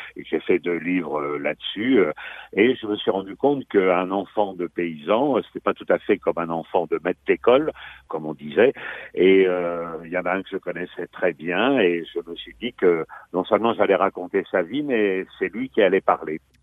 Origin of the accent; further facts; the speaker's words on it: Valmont, Normandy, France; moved away as an adult; now in Rouen, France; je suis souvent dans mon village natal de Valmont, près de Fécamp